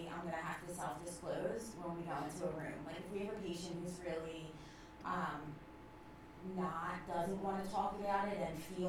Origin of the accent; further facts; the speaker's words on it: Delaware County, Pennsylvania, United States; I'm from Delaware County